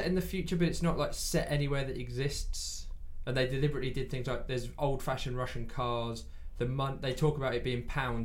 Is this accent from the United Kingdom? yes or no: yes; England, United Kingdom; I'm English.